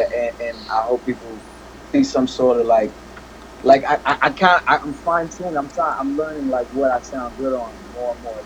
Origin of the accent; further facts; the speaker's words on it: United States; also born or lived in Paris, France / Comoros; my family moved to uh, to D.C. and Maryland area. So I grew up there